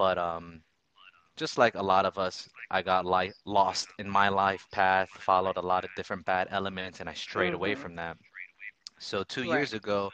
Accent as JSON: {"language": "English", "town": "Orlando", "region": "Florida", "country": "United States", "tie": "born or raised there", "said": "I grew up in Orlando, Florida"}